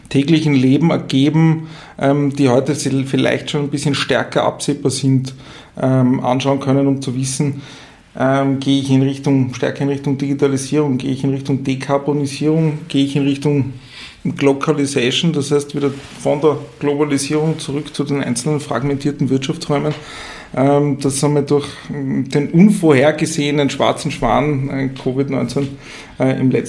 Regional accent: Tyrol, Austria; accent: Tyrolean; ich komme ursprünglich, wie man vielleicht an meinem Dialekt hört, äh, aus Tirol.

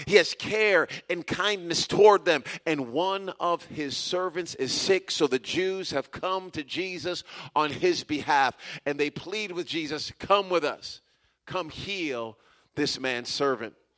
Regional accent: United States; Many of us who are Americans

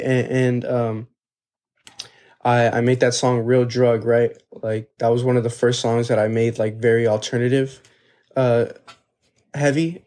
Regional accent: Texas, United States; We're from Texas

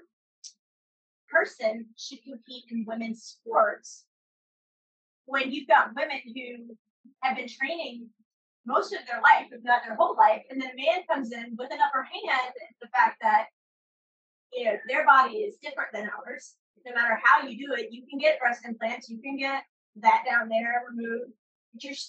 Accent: United States

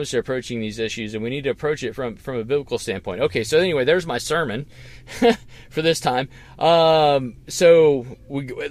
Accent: the South, United States; now in Indiana, United States; I grew up in the South.

